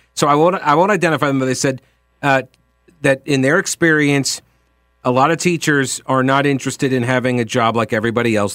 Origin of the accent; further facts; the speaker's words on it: Long Island, New York, United States; moved away; I come from New York, where every single city has its, or uh, in on Long Island